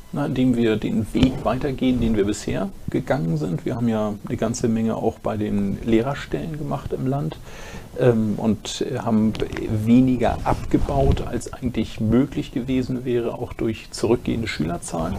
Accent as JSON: {"language": "German", "region": "Schleswig-Holstein", "country": "Germany", "said": "bei uns in Schleswig-Holstein"}